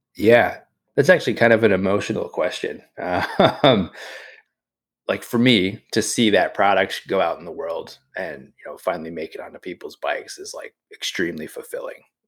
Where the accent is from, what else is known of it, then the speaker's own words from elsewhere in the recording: New England, United States; I grew up in New England